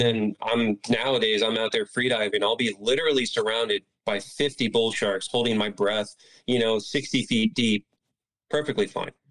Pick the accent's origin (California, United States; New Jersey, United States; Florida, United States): Florida, United States; Palm Bay; also born or lived in Miami, Florida; I'm from Palm Bay, Florida. That's where I was born and raised.